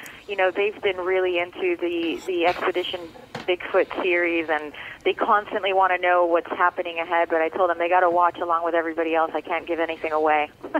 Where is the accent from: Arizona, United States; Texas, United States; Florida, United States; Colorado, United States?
Florida, United States; Miami; I'm actually back where it all started. I grew up in Little Havana in Miami, and now I'm very much back home and in my element.